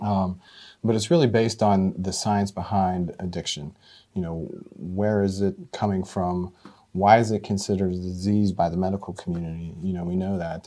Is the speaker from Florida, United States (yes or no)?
no; Mercer County, Pennsylvania, United States; also born or lived in Butler County, Pennsylvania; now in Butler, United States; I'm originally from Mercer County